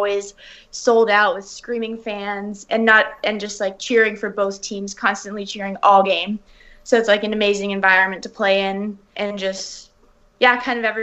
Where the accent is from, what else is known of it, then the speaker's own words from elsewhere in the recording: Toronto, Ontario, Canada; also born or lived in New York City, United States; I moved to Toronto when I was about 5, and my mom's Canadian.